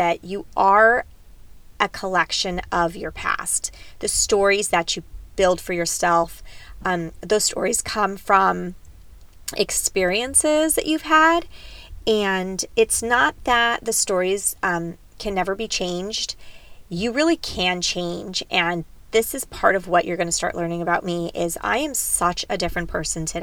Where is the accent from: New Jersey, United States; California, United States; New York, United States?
California, United States; San Diego; also born or lived in Davis, California / Greece; I am a true San Diego, Southern California girl.